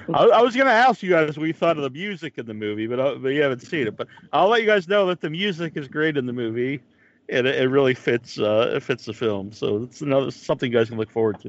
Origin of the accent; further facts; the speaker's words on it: Massachusetts, United States; I'm from uh, from Massachusetts